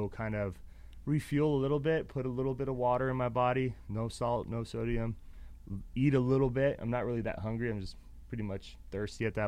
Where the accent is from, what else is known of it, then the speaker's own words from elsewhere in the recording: Reno, Nevada, United States; moved away as an adult; also born or lived in Phoenix, Arizona; I'm from Reno, Nevada